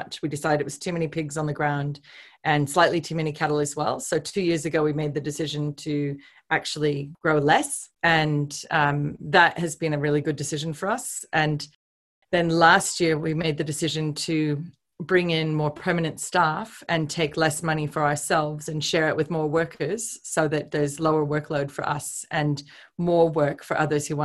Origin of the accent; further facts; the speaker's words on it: Oregon, United States; moved away as an adult; now in Australia; I was raised on a cattle ranch myself in Oregon